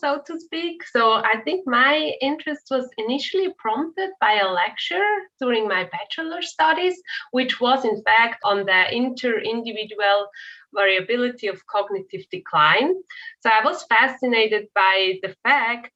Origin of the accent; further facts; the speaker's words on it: Switzerland; moved away as an adult; also born or lived in Zurich; now in United States; I'm originally from Switzerland